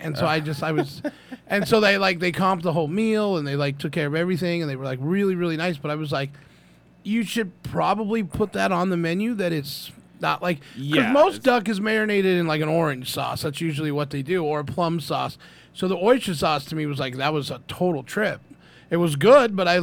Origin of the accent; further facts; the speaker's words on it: California, United States; We had a neighborhood near us when we were growing up in California